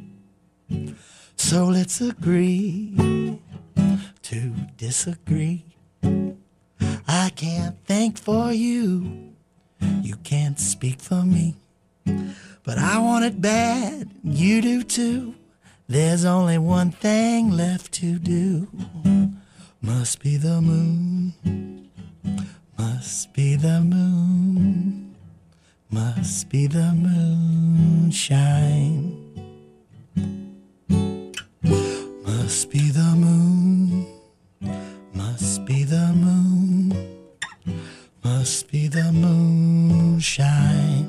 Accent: Winston-Salem, North Carolina, United States; now in Durham, United States; when I was growing up in Winston

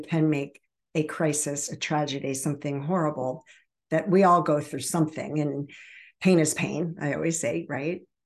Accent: Baltimore and Annapolis area, Maryland, United States; also born or lived in Virginia Beach, Virginia; raised in the Baltimore and Annapolis area

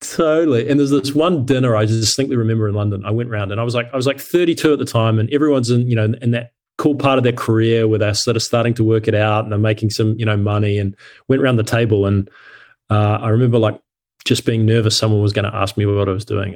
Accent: New Zealand; moved away as an adult; also born or lived in Cincinnati, United States / Australia; I grew up in New Zealand and I left New Zealand when I was, was eighteen

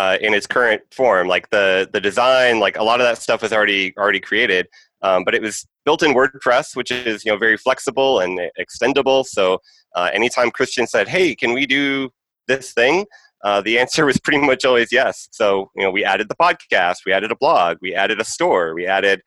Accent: Arkansas, United States; also born or lived in San Francisco / Minneapolis / Peoria, Illinois; now in Champaign, United States; I grew up in Arkansas

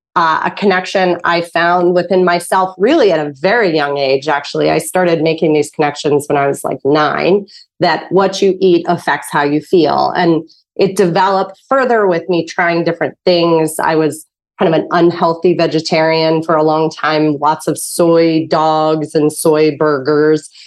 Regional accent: Pittsburgh, Pennsylvania, United States; you were from Pittsburgh, where I'm from

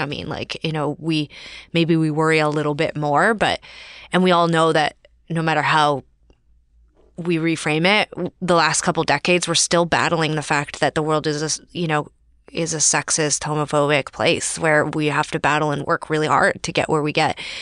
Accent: Calgary, Alberta, Canada; I grew up in Calgary, Alberta.

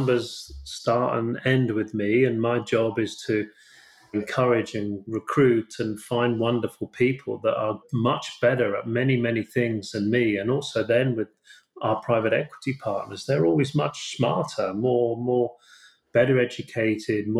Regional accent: United Kingdom; I'm British

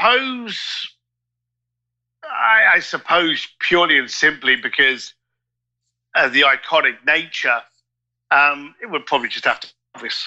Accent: United Kingdom; as a Brit

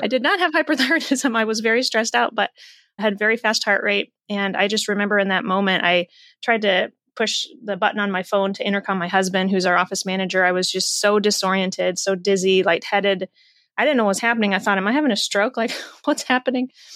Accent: Iowa, United States; raised in the Midwest in Iowa

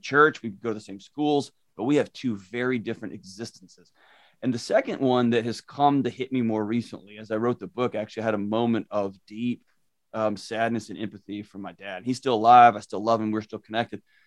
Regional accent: Houston, Texas, United States; moved away as an adult; now in Nashville, United States; I was born and raised in Houston

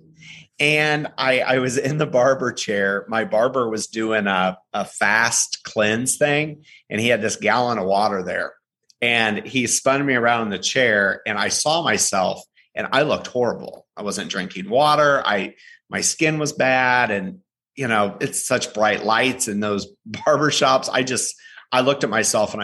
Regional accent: Illinois, United States; moved away as an adult; also born or lived in Chicago / Austin, Texas; now in Nashville, United States; I'm from Illinois originally. I grew up in a really small town

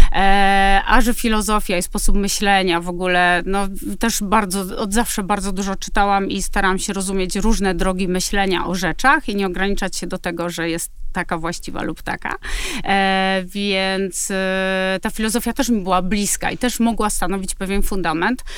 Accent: Kraków, Lesser Poland, Poland; Ja jestem z Krakowa

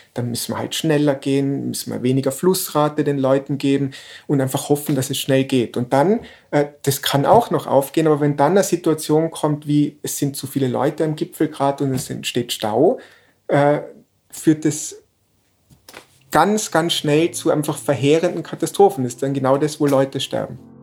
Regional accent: Innsbruck, Tyrol, Austria; in Innsbruck aufgewachsen

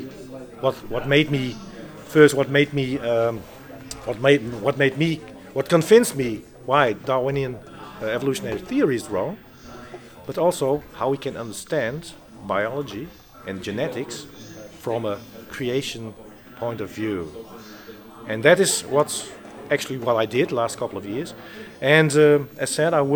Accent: Netherlands; I was born in the Netherlands.

